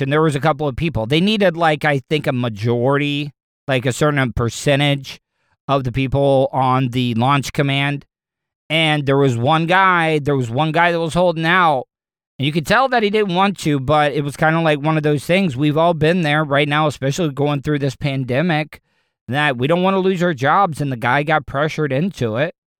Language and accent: English; De Leon Springs, Florida, United States; I grew up in De Leon Springs